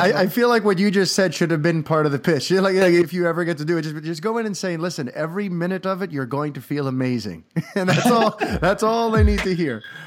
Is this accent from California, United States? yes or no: no; New York City, New York, United States; I grew up in New York City.